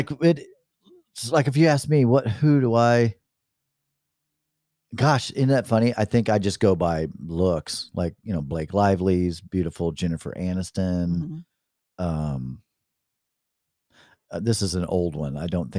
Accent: the South, United States; accent: Southern; I think it's when my Southern accent comes out a little bit.

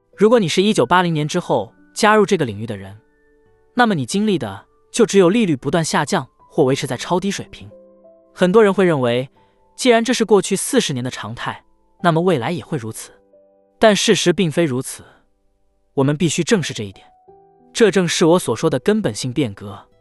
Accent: New York City, New York, United States; 纽约。是的，在纽约的皇后区

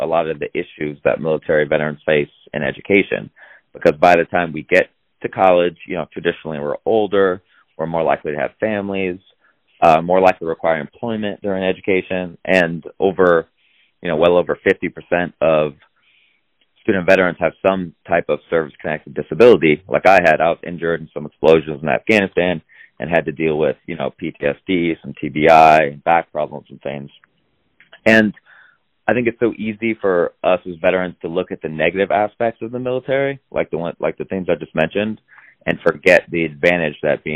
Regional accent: Iowa, United States; I grew up in Iowa, kind of with cornfields in my backyard

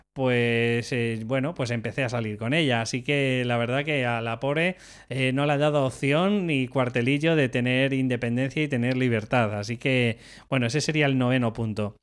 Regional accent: Madrid, Community of Madrid, Spain; Yo soy de Madrid

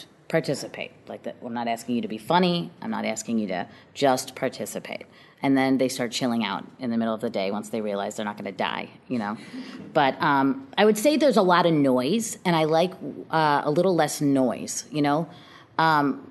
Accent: Chicago, Illinois, United States; I grew up on the South Side

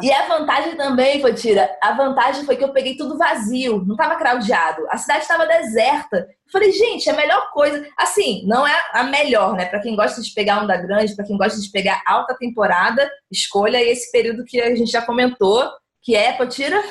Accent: Itacaré, Bahia, Brazil; Eu cresci em Itacaré, amo Itacaré.

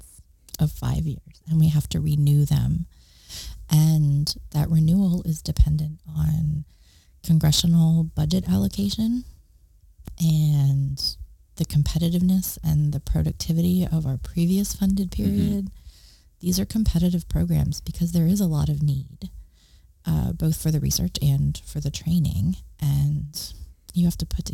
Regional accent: West Central Maryland, United States; now in Texas, United States; I grew up in West Central Maryland

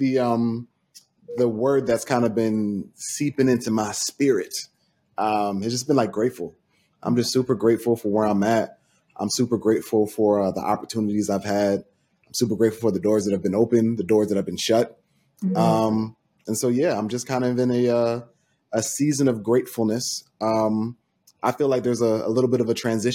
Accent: Franklin, United States; the town me and Nina are both from, shout out to Franklin

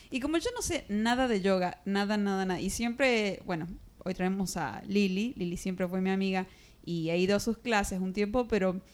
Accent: Mexico; de México.

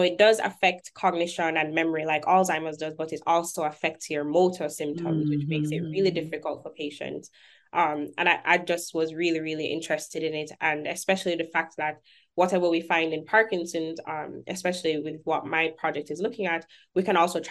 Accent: Jamaica; moved away as an adult; also born or lived in Kingston, Jamaica; now in Birmingham, United States; I'm Jamaican. I'm not from here

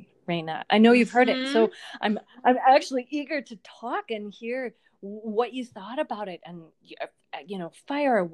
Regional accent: Lanesboro, Minnesota, United States; my hometown of Lanesboro, Minnesota

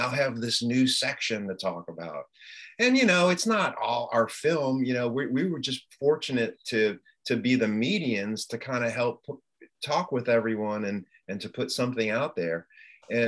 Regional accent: Midwest, United States; moved away as an adult; now in Louisiana, United States; I've lived in Louisiana my entire adult life, but I grew up in the Midwest.

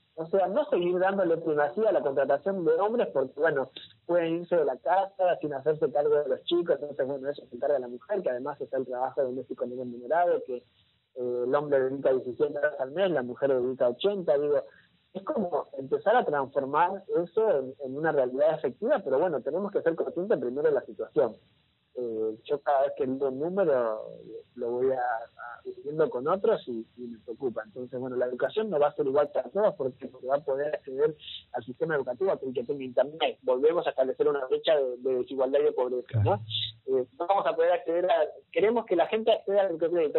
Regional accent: Argentina; como Argentina

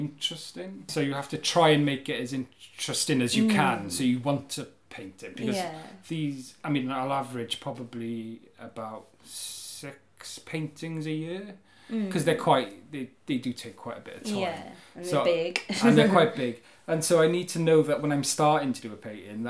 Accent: Carmarthen, Wales, United Kingdom; now in Cardiff, United Kingdom; I grew up in Carmarthen

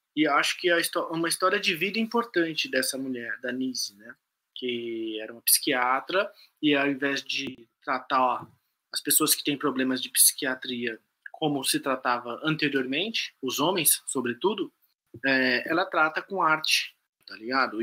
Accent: São Paulo, Brazil; ela falou que mora no Campo Limpo, que é onde eu cresci

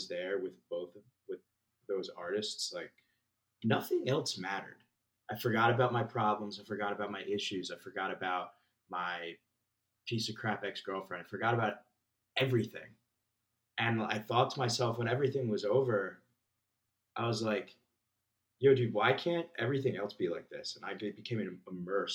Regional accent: New Jersey, United States; moved away as an adult; also born or lived in Philadelphia / Manhattan; now in Austin, United States; I'm originally from New Jersey. Grew up, born and raised

